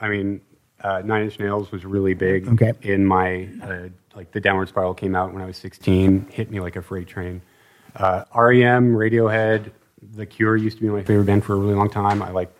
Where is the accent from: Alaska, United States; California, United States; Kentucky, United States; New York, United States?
Alaska, United States; Anchorage; now in Los Angeles, United States; Originally from Anchorage, Alaska. I've been down here for the last couple of years.